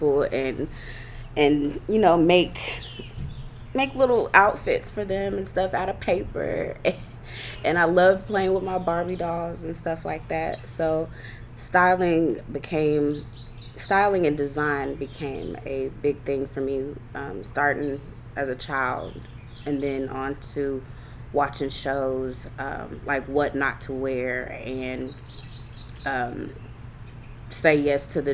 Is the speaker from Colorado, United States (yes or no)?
no; Clarksville, Tennessee, United States; I'm from Clarksville, Tennessee. I graduated from Rossview High School